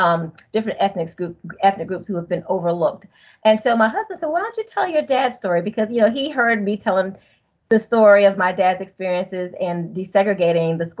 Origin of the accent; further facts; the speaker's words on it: Greenville, North Carolina, United States; moved away as an adult; now in Pennsylvania, United States; I was born and raised in Greenville, North Carolina